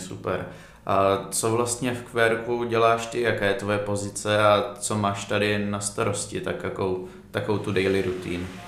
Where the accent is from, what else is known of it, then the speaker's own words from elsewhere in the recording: Uherské Hradiště, Zlín Region, Czechia; ve městě, ze kterého pocházím